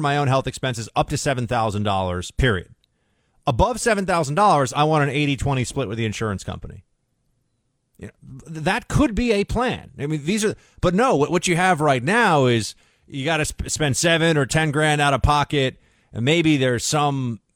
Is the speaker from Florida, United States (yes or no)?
no; New York, United States; I grew up in New York